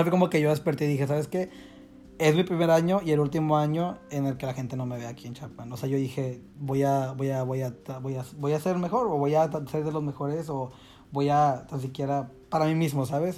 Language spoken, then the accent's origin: Spanish; Monterrey, Nuevo León, Mexico; moved away as an adult; soy mexicano